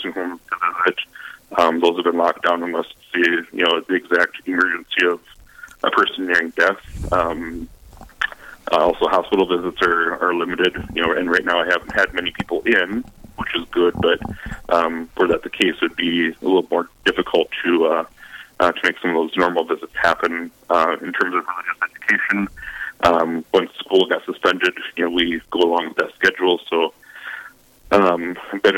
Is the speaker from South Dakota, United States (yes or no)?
yes; Sioux Falls, South Dakota, United States; now in Tabor, United States; from Sioux Falls originally, but right now I'm the pastor of St. Wenceslaus Parish in Tabor, South Dakota